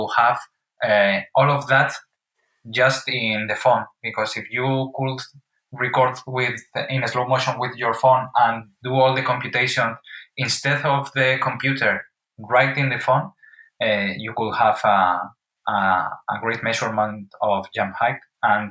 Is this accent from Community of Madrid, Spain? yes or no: yes; Madrid, Community of Madrid, Spain; Born and raised in Madrid.